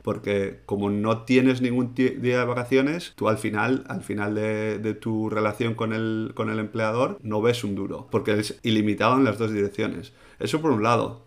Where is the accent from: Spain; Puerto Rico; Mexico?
Spain; Como español, además, que, que vengo de, de, la cultura de tomarte agosto entero libre